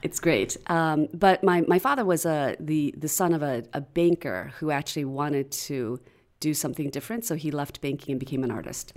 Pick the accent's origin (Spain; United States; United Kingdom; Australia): United States; outside of Chicago, Illinois; moved away as an adult; also born or lived in Philadelphia; I grew up outside of Chicago